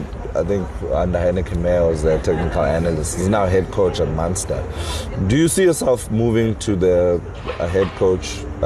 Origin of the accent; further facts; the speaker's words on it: East London, Eastern Cape, South Africa; being from East London, you know, I'm also from East London, which is great.